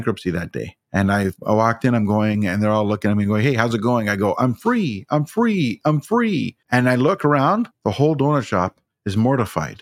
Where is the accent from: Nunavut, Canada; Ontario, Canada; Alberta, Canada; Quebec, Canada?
Ontario, Canada; I'm from Ontario